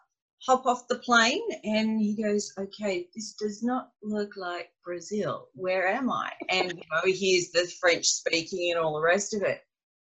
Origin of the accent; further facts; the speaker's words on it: Australia; that's what we Aussies do.